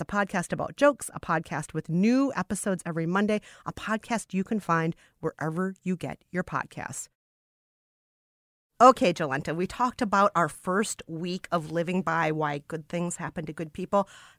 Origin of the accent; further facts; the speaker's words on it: Minnesota, United States; as a Minnesotan